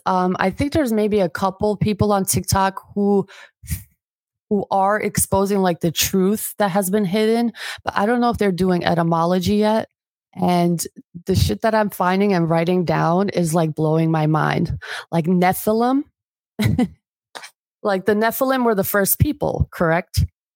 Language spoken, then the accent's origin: English; Albania; I'm not, because I'm from Albania, and I'm not even going to say Albanians.